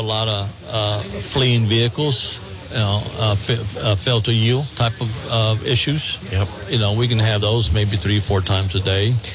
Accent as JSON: {"language": "English", "region": "Texas", "country": "United States", "tie": "born or raised there"}